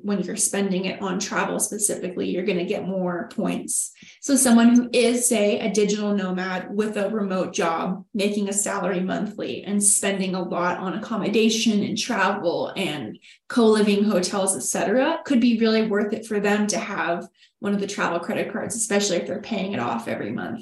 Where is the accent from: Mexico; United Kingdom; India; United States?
United States; Texas; we are from Texas. We're from UT. We were living in Austin